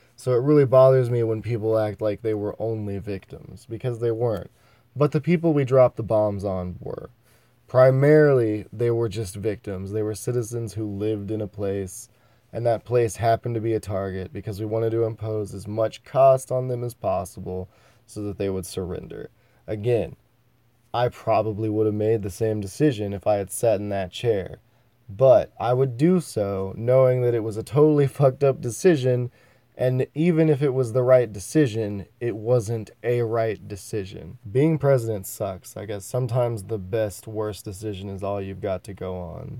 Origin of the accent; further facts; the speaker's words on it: United States; I am an American, born in the United States of America